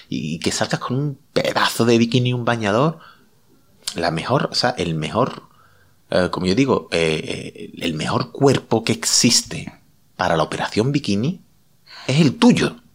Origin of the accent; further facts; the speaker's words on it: Seville, Andalusia, Spain; Yo que soy de Sevilla